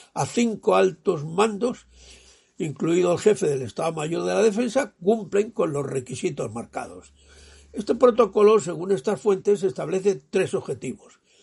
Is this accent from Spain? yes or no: yes; Spain; un español nonagenario, yo